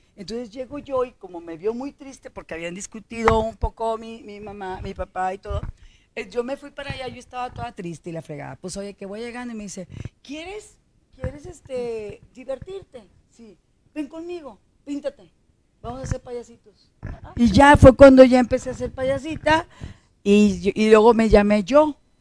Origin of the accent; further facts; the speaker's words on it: Monterrey, Nuevo León, Mexico; Nací en Monterrey, Nuevo León, ser regiomontana, totalmente regiomontana, 100%